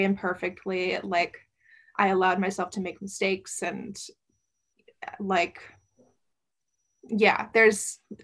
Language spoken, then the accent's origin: English; Midwest, United States; moved away; also born or lived in East Coast; I grew up in the Midwest. So I grew up around eating a lot of beef and pork and meat and potatoes.